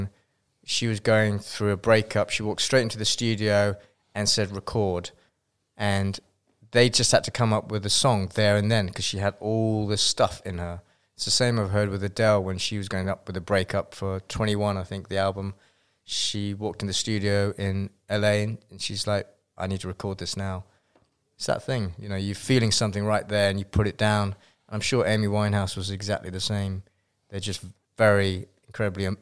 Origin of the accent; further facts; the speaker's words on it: London, United Kingdom; moved away as an adult; also born or lived in Guildford, Surrey; now in California, United States; I was born there and spent a couple of years there, and then the house burnt down. So then we moved to London, and then I was in London for a long time.